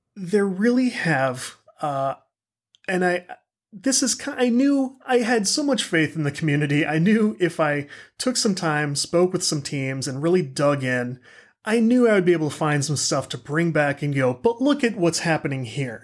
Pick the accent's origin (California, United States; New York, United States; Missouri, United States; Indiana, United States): Missouri, United States; St. Louis; I'm from the Saint Louis area